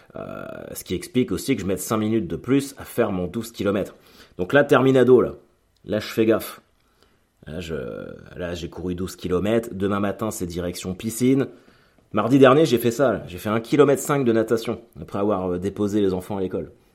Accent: Caen, Normandy, France; On est de Caen tous les deux. On est nés en 83 tous les deux

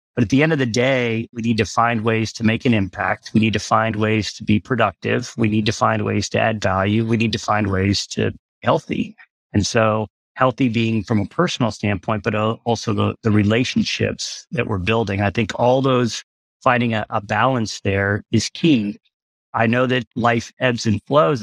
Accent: Galveston, Texas, United States; I grew up in Galveston.

